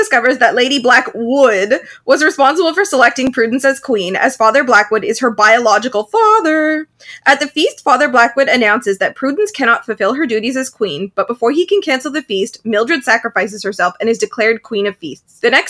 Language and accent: English; Canada; No, we're all Canadian.